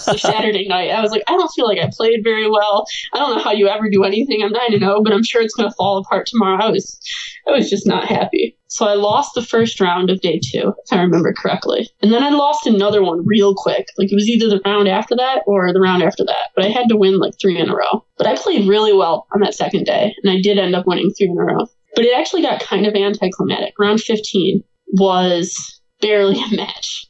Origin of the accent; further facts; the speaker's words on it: Michigan, United States; I grew up here in the, Michigan area, like right where I am right now